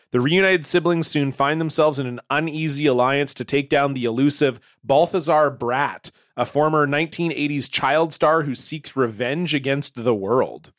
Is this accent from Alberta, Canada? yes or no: no; Ontario, Canada; now in British Columbia, Canada; I grew up in Ontario